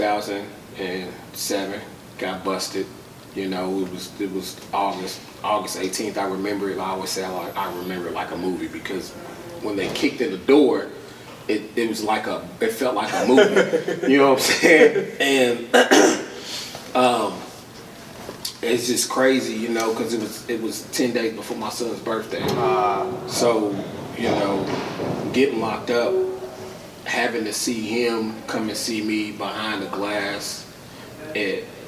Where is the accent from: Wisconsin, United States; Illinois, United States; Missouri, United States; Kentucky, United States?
Kentucky, United States; Lexington; I grew up here in Lexington, out in the East End area